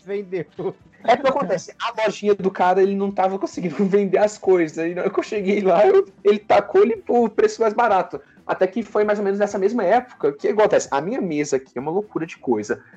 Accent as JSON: {"language": "Portuguese", "region": "Minas Gerais", "country": "Brazil", "said": "eu sou de Minas"}